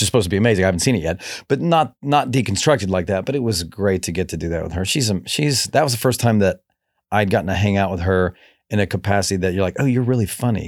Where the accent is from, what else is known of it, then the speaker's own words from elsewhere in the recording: Kentucky, United States; moved away; growing up in Kentucky, we listened to absolutely no country music in my family